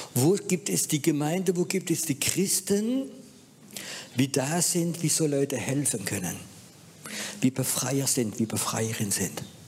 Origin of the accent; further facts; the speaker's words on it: France; moved away; Ich bin halt Franzose